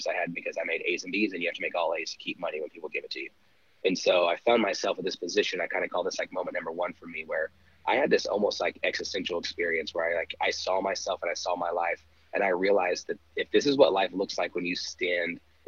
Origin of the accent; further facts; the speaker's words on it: Dallas, Texas, United States; also born or lived in Kansas; I was born in Kansas. I lived there for about a week. I came back to Dallas area, Dallas Metroplex. That was kind of always home base for me